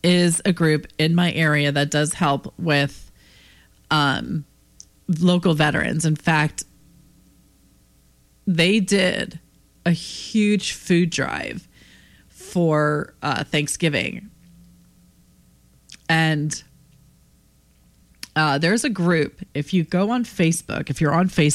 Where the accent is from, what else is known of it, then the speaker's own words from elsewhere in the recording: Pennsylvania, United States; my home state of Pennsylvania